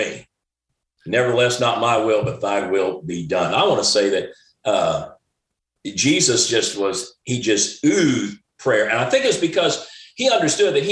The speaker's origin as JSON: {"language": "English", "region": "Louisiana", "country": "United States", "said": "I'm from Louisiana. We're not real smart down there"}